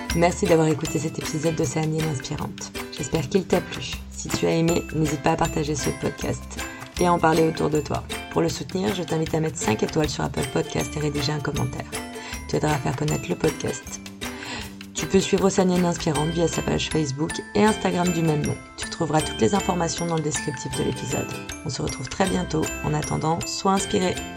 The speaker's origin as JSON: {"language": "French", "town": "Le Havre", "region": "Normandy", "country": "France", "tie": "born or raised there", "also_born_or_lived": "Montpellier", "moved": "yes", "said": "je viens du Havre à la base"}